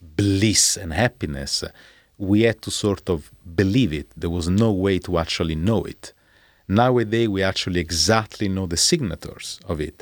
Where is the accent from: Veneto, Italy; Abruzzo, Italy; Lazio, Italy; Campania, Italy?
Lazio, Italy; Rome; I was born in Rome